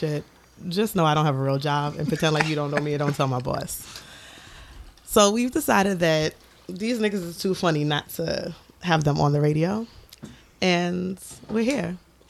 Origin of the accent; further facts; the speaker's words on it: New York City, New York, United States; I am from the Bronx. I am a certain age.